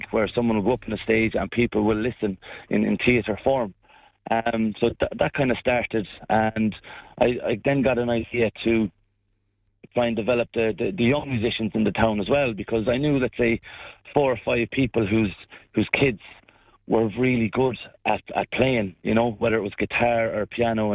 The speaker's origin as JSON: {"language": "English", "town": "Shannon", "region": "County Clare", "country": "Ireland", "tie": "born or raised there", "said": "my hometown of Shannon"}